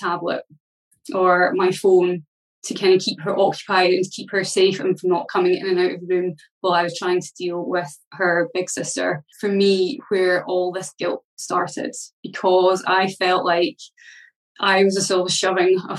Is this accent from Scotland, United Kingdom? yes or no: yes; Scotland, United Kingdom; I come from Scotland